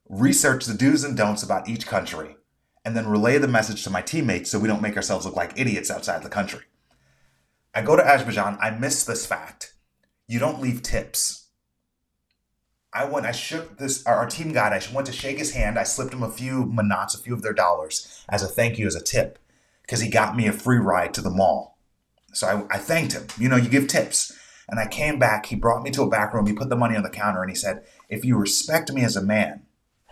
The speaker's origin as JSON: {"language": "English", "country": "United States", "said": "I'm an American"}